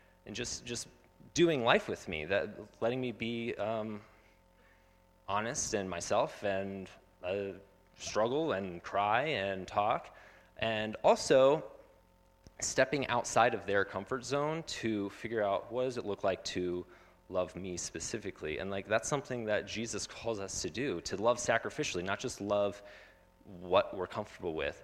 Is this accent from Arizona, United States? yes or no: yes; Phoenix, Arizona, United States; I grew up in Phoenix